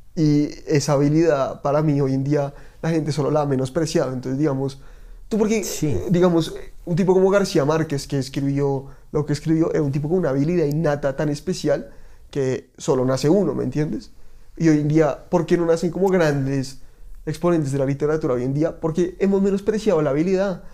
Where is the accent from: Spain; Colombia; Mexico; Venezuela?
Colombia; Bogotá, Bogotá Capital District; soy como todo rolo auténtico